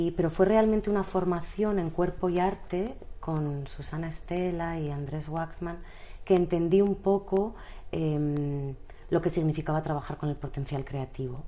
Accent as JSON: {"language": "Spanish", "town": "Bilbao", "region": "Basque Country", "country": "Spain", "also_born_or_lived": "Madrid", "moved": "yes", "lives_now": "Barcelona, Spain", "said": "en realidad soy de Bilbao, he estudiado en el extranjero, luego la carrera la hice en Madrid, eh, llegué a Barcelona por amor"}